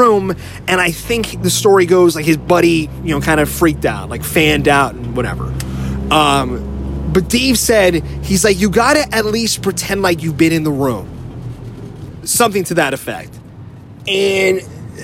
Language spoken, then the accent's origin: English; New Jersey, United States; now in San Francisco, United States; I grew up in Jersey, you know, so we grew up hanging around New York City